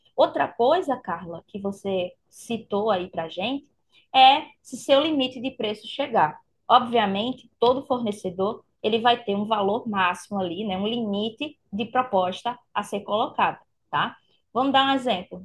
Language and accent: Portuguese; Recife, Pernambuco, Brazil; eu vou estar aqui em Recife né? Mandando esse meu calorzinho aí da minha terra para vocês